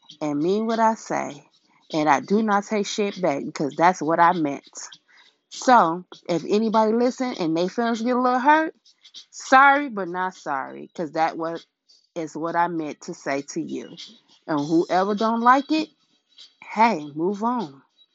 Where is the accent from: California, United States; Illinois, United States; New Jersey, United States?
Illinois, United States; Chicago; I'm a girl from Chicago